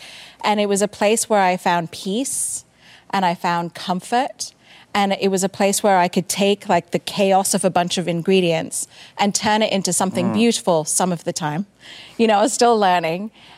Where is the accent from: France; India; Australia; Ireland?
India; South India; because we're from India, a particular part of India in the south.